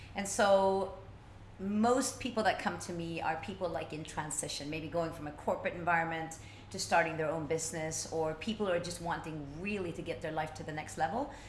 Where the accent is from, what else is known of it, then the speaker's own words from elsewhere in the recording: Stockholm, Stockholm County, Sweden; when I was a little kid growing up in Stockholm